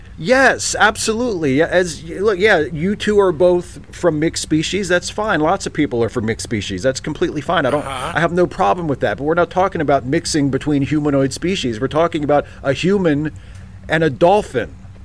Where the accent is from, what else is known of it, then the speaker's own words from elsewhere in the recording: Maryland, United States; I grew up in Maryland.